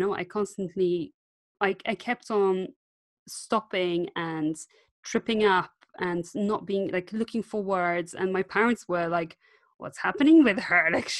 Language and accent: English; Poland; first language Polish; English is a second language; moved away as an adult; now in United Kingdom